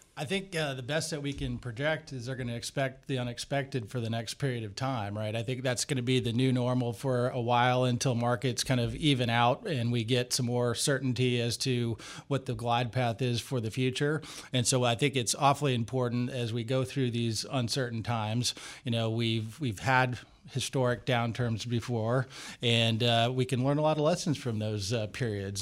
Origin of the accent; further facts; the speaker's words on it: Michigan, United States; now in Washington, United States; my home state of Michigan